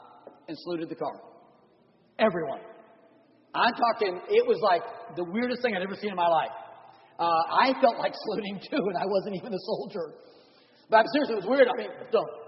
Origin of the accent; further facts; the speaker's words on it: San Diego, California, United States; moved away; also born or lived in Oklahoma; I grew up in San Diego, California.